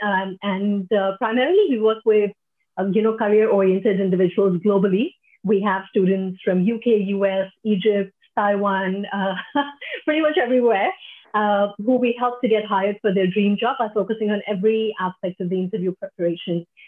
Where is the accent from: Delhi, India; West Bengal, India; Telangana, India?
Delhi, India; moved away as an adult; now in Singapore; I'm originally from India, from Delhi